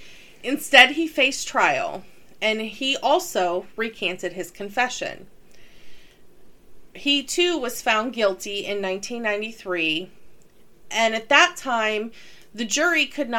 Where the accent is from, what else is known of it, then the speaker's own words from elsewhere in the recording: Metro East, Illinois, United States; growing up in the Metro East